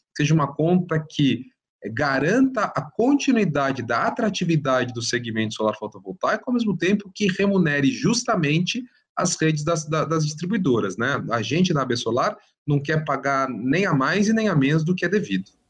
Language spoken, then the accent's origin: Portuguese; São Paulo, Brazil; eu sou paulista, mas eu falo CNPE também